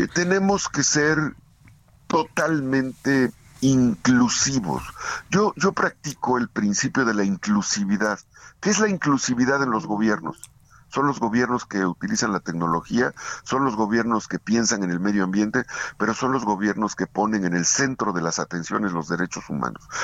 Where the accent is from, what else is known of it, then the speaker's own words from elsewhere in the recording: Acatzingo, Puebla, Mexico; also born or lived in Izúcar de Matamoros, Puebla; Nací en, en Itzocan, Itzocan, Izúcar de Matamoros. Y crecí en Acatzinco, la tierra de mi mamá. Entonces soy un poblano